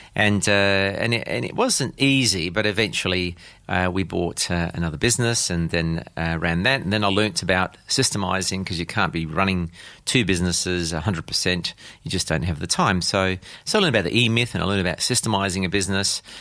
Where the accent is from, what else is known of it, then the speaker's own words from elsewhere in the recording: South Australia, Australia; I was born and raised here in South Australia